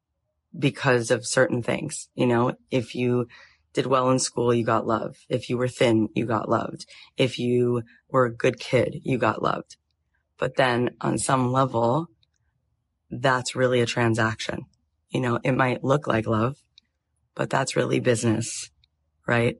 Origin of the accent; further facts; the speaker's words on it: Florida, United States; moved away as an adult; also born or lived in Jerusalem, Israel / Tallahassee, Florida; now in Los Angeles, United States; I grew up in Florida till I was 20